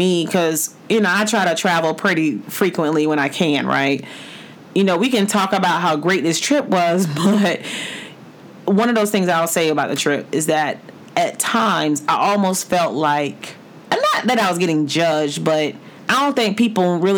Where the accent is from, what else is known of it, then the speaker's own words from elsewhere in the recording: Florida, United States; moved away; I'm from Florida. Like, I grew up around beaches.